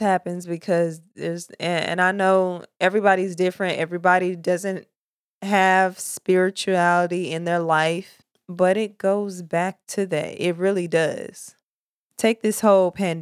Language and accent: English; Murfreesboro, Tennessee, United States; moved away as an adult; now in Charleston, United States; I'm from Tennessee, Murfreesboro, Tennessee. That's my hood, the borough